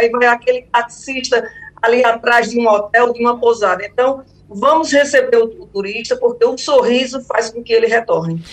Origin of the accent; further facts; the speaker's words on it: Salgueiro, Pernambuco, Brazil; now in Recife, Brazil; Eu vou passar o São João em Salgueiro, que é a minha terra natal